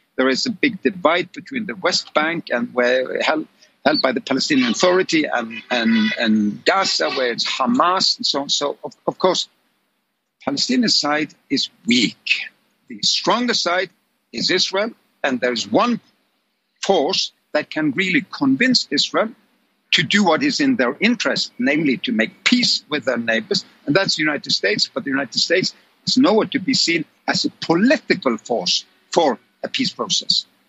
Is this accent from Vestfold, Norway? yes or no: no; Oslo, Norway; my hometown of Oslo in Norway